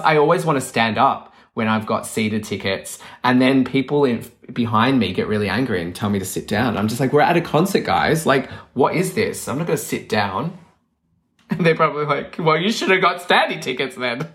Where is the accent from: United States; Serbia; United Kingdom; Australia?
Australia; Melbourne, Victoria; moved away; I'm from Melbourne